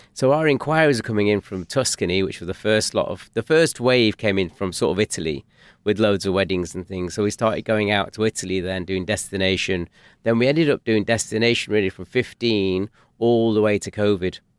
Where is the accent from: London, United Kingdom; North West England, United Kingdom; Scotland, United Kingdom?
North West England, United Kingdom; Manchester; we're from North Manchester.